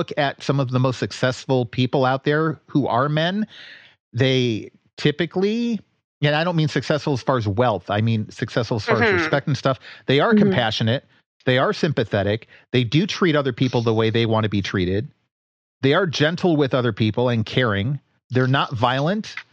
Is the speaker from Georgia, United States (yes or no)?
no; D.C., District of Columbia, United States; also born or lived in Detroit, Michigan / Cleveland, Ohio; I grew up outside of Detroit. I've grown up most of my life outside of Washington, D.C.